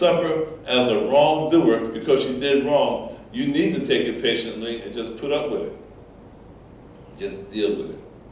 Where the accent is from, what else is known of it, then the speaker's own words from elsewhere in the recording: Essex County, New Jersey, United States; I grew up in Essex County, New Jersey